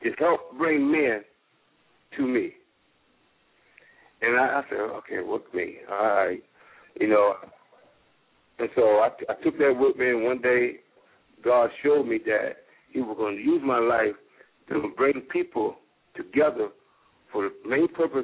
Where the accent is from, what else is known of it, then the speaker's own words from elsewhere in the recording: Virginia, United States; moved away; also born or lived in Jacksonville, Florida; my hometown of Virginia.